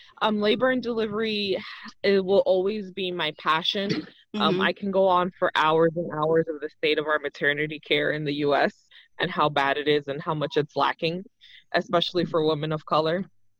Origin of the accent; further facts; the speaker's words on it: Puerto Rico; born there; So where I grew up is always like, it's like a complicated question. People ask me, where are you from? So I was actually, my parents are from the Dominican Republic. My mom flew over to Puerto Rico so I could be born